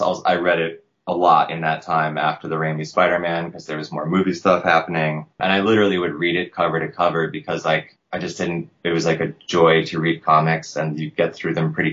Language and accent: English; United States; I grew up outside of New York City